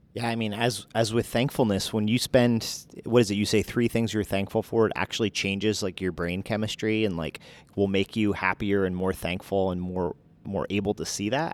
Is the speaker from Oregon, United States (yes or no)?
no; New Jersey, United States; moved away; I'm from Jersey